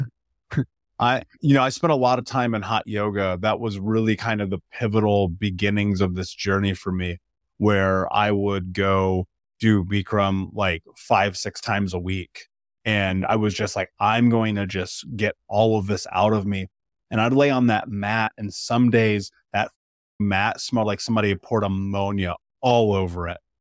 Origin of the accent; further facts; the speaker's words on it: Indiana, United States; I grew up in Indiana